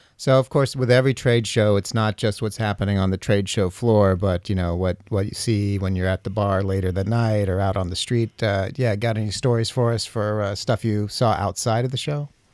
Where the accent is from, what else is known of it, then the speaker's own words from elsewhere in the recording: New York, United States; I'm a New Yorker